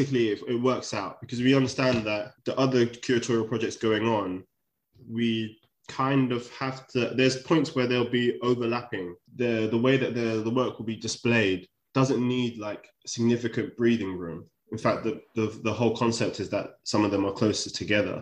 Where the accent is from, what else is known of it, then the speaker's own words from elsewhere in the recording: London, United Kingdom; I grew up in Shepherd's Bush